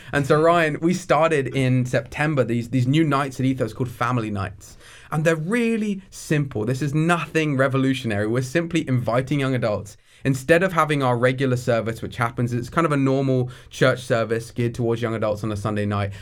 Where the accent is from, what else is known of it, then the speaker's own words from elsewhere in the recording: near Brighton, South East England, United Kingdom; moved away as an adult; now in Coquitlam, Canada; So, I grew up in England. I'm from the southeast of England, near a city called Brighton. and, uh, I grew up there for the first seventeen years of my life.